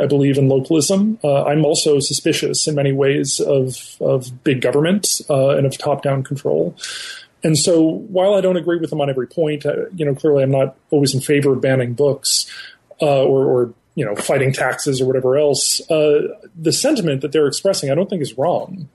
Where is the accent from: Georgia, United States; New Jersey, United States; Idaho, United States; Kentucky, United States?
New Jersey, United States; northern; I grew up in northern New Jersey